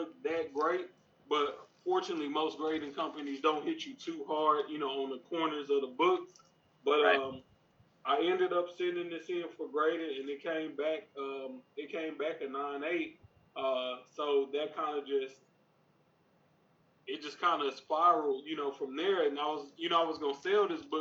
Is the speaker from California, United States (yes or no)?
no; Texas, United States; I'm from Texas